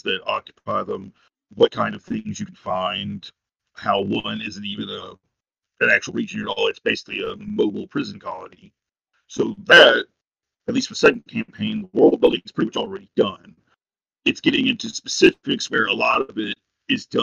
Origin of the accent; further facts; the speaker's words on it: Lebanon, United States; moved away; The closest game shop to me was about an hour away in my hometown of Lebanon